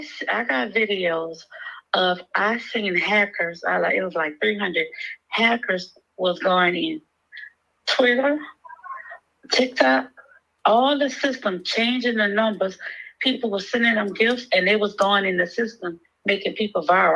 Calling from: Louisiana, United States; I'm from Louisiana.

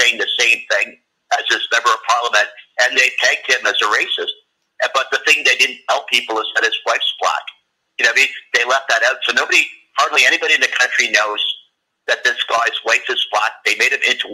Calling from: Canada; I'm calling from Canada

